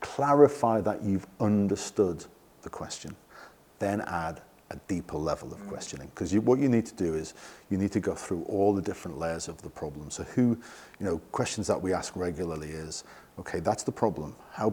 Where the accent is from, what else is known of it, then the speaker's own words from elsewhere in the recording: England, United Kingdom; Yeah. I'm English.